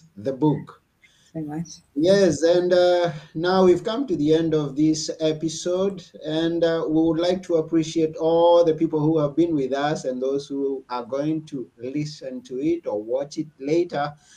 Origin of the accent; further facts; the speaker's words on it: Kenya; now in Athens, Greece; I'm personally from Kenya, but mm. I'm mm-hmm. currently in Athens, Greece